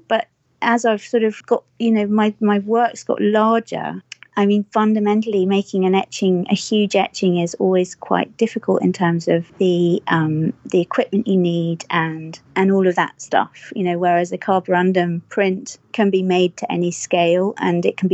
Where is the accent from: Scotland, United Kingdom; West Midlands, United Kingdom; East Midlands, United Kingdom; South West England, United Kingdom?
West Midlands, United Kingdom; Herefordshire; moved away; I grew up in Herefordshire, which is on the border of Wales, for those of you who know Great Britain.